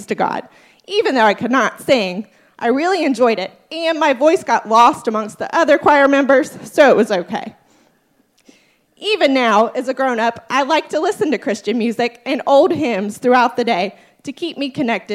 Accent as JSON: {"language": "English", "town": "Bellevue", "region": "Kentucky", "country": "United States", "said": "I am from Bellevue, Kentucky. That's in northern Kentucky, just across the river from Cincinnati"}